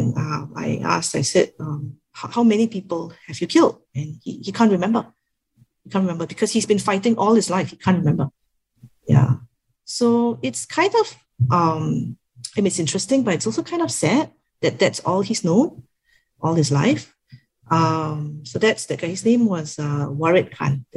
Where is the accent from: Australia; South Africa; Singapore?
Singapore; oh, Singapore